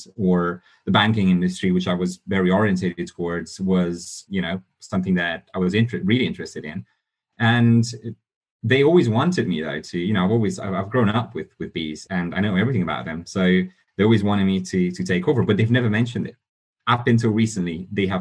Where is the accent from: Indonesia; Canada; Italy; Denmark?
Italy; also born or lived in Romania; now in London, United Kingdom; I was born in Romania, grew up in Italy, been living in London for the last few years.